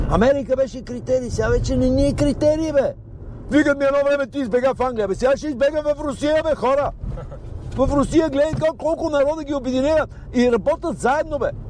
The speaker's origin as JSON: {"language": "Bulgarian", "country": "Bulgaria", "said": "а ние сме от Българстан"}